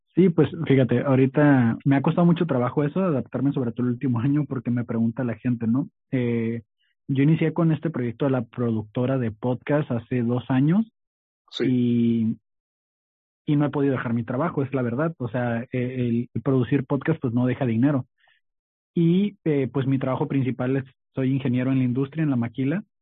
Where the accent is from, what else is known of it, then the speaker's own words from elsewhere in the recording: Tijuana, Baja California, Mexico; also born or lived in Mexicali / Sinaloa; soy originario de Mexicali, eh, pero realmente solo nací ahí, me vine para acá desde chico, siempre fui criado en Tijuana